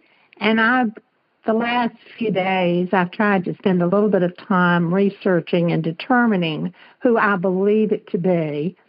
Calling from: Birmingham, Alabama, United States; I'm calling from Birmingham, Alabama, and Julie's a friend.

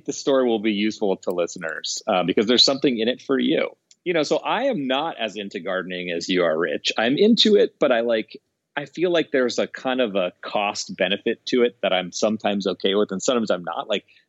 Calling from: Seattle, Washington, United States; I am calling from lovely, cloudy, misty, beautiful Seattle.

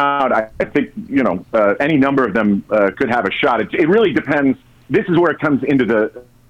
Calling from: Studio City, California, United States; I am calling from Studio City, California.

